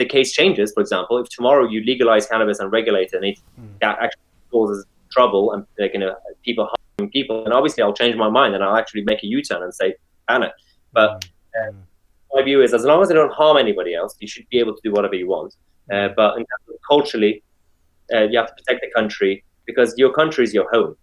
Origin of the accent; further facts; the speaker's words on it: London, United Kingdom; as a Londoner, as a city boy